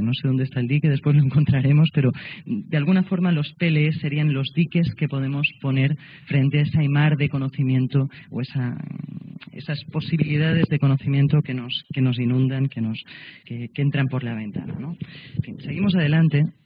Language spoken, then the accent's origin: Spanish; Catalonia, Spain; como catalana